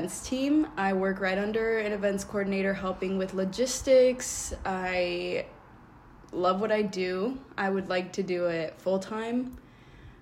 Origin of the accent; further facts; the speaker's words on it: Los Angeles County, California, United States; we are from California. We are Los Angeles County